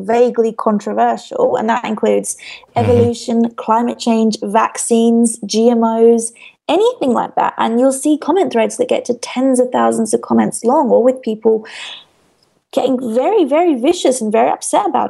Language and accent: English; United Kingdom; I'm British